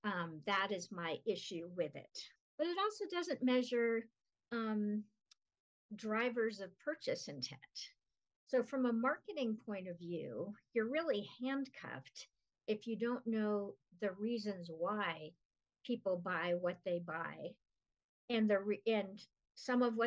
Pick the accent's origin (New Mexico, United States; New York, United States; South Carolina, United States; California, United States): California, United States; Los Angeles; now in Denver, United States; I grew up in Los Angeles, so I'm one of the people that Denver people hate